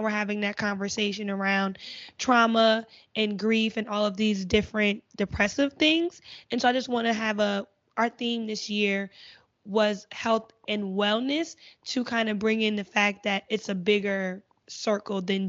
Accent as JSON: {"language": "English", "region": "New Jersey", "country": "United States", "moved": "yes", "said": "I'm from Jersey. When I went back home"}